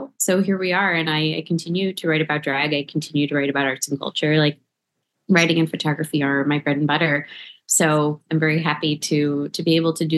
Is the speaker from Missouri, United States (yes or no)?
no; South Florida, United States; moved away as an adult; now in New York, United States; I'm from South Florida originally, and I moved to New York in July 2010